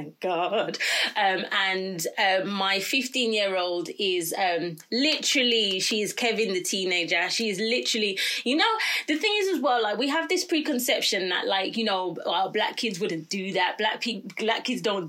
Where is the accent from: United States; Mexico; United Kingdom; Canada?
United Kingdom; Birmingham, West Midlands; born and raised in Birmingham, and a very proud Brummie